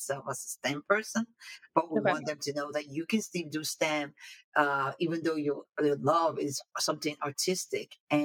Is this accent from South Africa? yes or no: no; Nigeria; moved away as an adult; now in United States; I was born in Nigeria, came over to the United States to go to school, then for my higher education